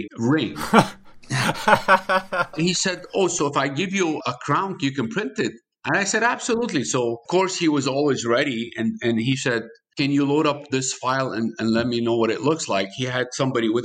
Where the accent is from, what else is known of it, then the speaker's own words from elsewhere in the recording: Michigan, United States; I'm from Michigan